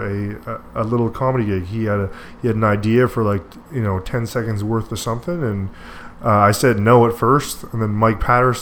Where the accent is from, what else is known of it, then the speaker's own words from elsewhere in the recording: Deux-Montagnes, Quebec, Canada; my hometown of Two Mountains